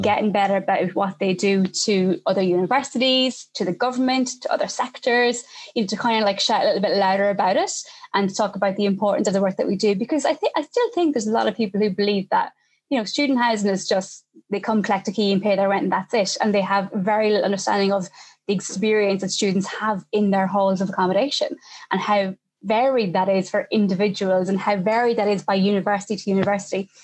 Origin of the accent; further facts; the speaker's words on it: Ireland; now in United Kingdom; I'm Irish living in the UK